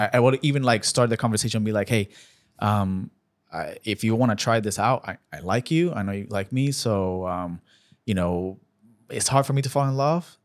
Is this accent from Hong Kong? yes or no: no; Puerto Rico; moved away as an adult; now in United States; born and raised in Puerto Rico, moved to the States back in twenty twelve.